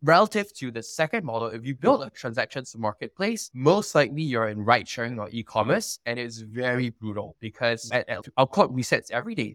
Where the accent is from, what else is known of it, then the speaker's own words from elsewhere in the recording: Singapore; moved away as an adult; also born or lived in United States; I'm Singaporean, born and raised over here.